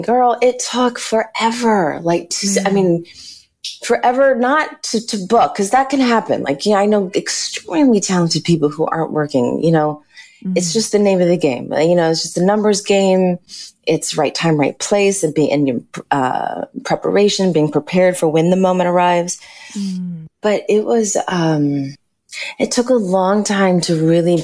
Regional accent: Los Angeles, California, United States; I grew up in Los Angeles

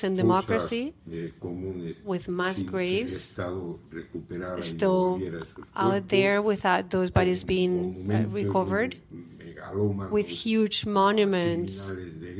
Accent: Spain; I grew up in Spain during the transition

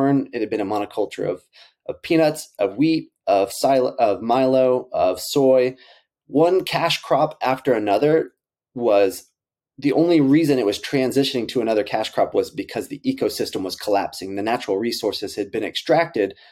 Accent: Central Texas, United States; Robby and I grew up in Central Texas

